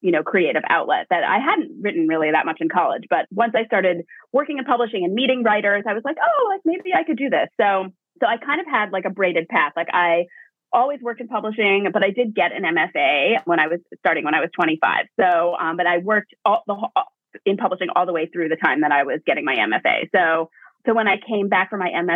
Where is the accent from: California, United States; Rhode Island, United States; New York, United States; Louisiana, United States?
New York, United States; Hastings-on-Hudson; I grew up in Westchester. I'm from Hastings-on-Hudson